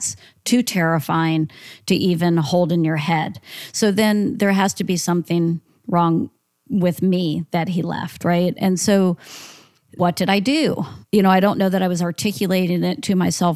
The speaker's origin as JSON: {"language": "English", "region": "Central Florida", "country": "United States", "tie": "born or raised there", "also_born_or_lived": "Philadelphia, Pennsylvania", "said": "we moved to a small town in Central Florida when I was 6 years old"}